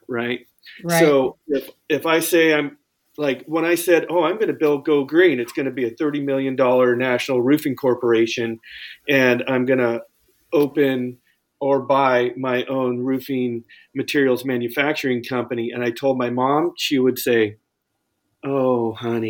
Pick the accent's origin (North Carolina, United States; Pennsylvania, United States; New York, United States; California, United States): California, United States; Bay Area; now in Santa Cruz, United States; I'm from the Bay Area, living in Santa Cruz